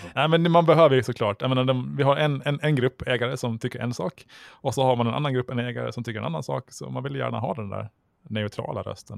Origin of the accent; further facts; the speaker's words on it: Åland Islands; som ålänning